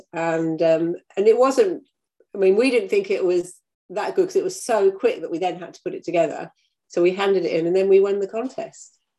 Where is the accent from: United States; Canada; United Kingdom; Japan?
United Kingdom; now in New Zealand; I live in New Zealand and I come from the UK